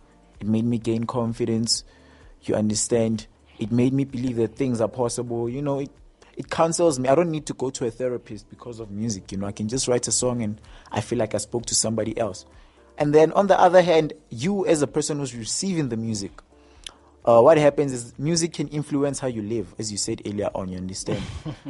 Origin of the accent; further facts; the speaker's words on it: South Africa; I'm a South African musician and record producer based in Johannesburg.